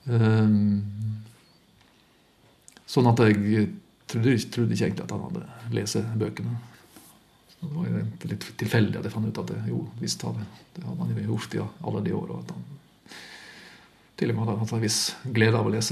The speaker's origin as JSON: {"language": "Norwegian", "town": "Luster", "region": "Vestland", "country": "Norway", "said": "god kveld, Luster. Det var vel på tide å ta seg en tur tilbake. Jeg har, eh, Etter at jeg flytta fra Luster"}